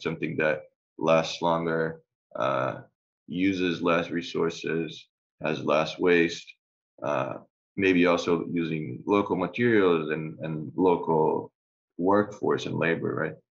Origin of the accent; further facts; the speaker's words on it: Brazil; I'm from Brazil